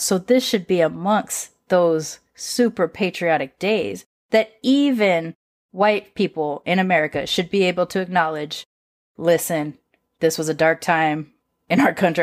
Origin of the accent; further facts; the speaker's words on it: California, United States; moved away as an adult; also born or lived in Austin, Texas / Massachusetts; my family celebrating it in California